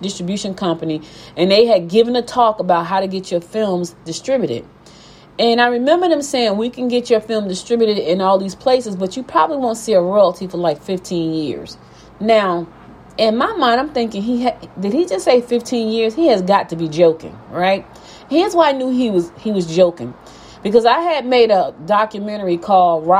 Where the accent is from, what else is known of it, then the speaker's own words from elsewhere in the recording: Newark, New Jersey, United States; moved away as an adult; also born or lived in Albany, Georgia / Maplewood, New Jersey; now in Gwinnett County, Georgia, United States; I was born in Georgia, Albany, Georgia, but I was raised in Newark, New Jersey.